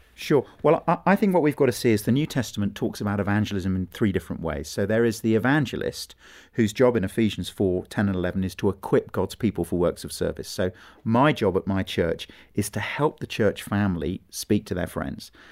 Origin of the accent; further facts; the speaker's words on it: England, United Kingdom; it was about being English